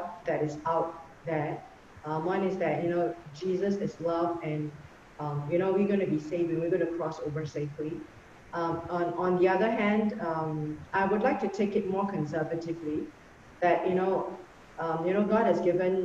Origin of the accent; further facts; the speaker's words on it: Singapore; me being a Singaporean